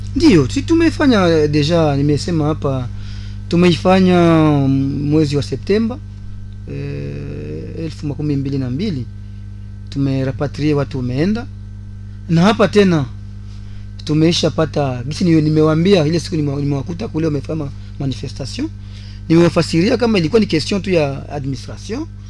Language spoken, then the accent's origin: Swahili; DR Congo; hapa kwetu Kongo, Uvira